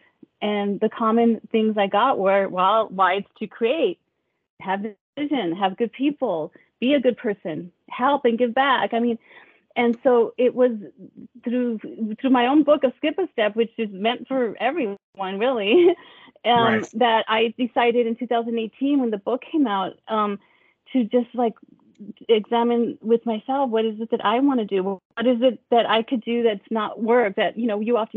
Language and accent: English; El Paso, Texas, United States; now in California, United States; I grew up in El Paso, Texas, and I grew up really poor